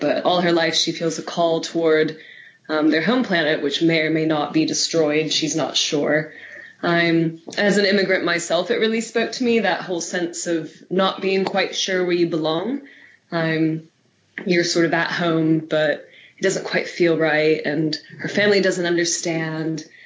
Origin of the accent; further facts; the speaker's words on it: United States; moved away; my home country of America